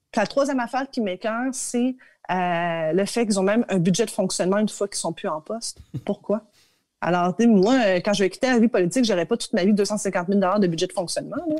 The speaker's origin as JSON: {"language": "French", "region": "Quebec", "country": "Canada", "said": "chez nous au Québec"}